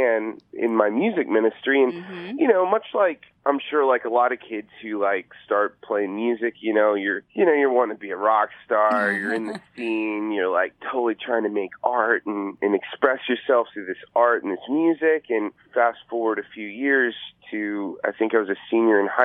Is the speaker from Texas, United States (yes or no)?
yes; Corpus Christi, Texas, United States; I grew up in Corpus Christi, Texas